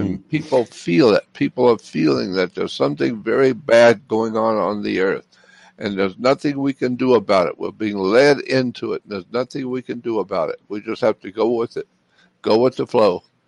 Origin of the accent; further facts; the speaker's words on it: Pensacola, Florida, United States; moved away; also born or lived in Los Angeles, California; I grew up in Pensacola